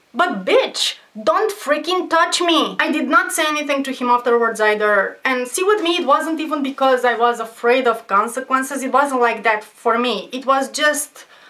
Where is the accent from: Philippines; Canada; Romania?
Romania; I'm from Romania, I'm poor